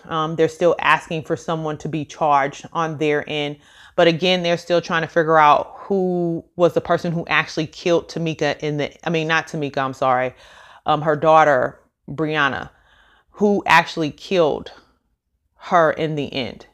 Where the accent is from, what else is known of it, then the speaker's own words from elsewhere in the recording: Missouri, United States; now in Dallas, United States; I am from Missouri and I live in Dallas, Texas